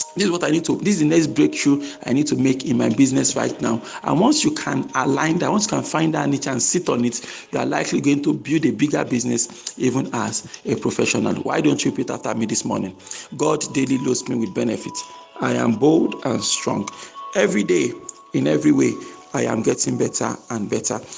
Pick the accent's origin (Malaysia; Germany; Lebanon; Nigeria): Nigeria; my home country, Nigeria